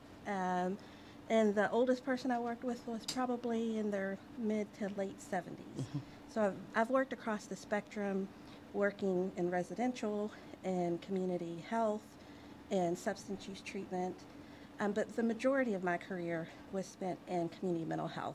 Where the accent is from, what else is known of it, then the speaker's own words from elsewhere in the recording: United States; I was the first born in the United States. But I was raised in the United States, as was my brother.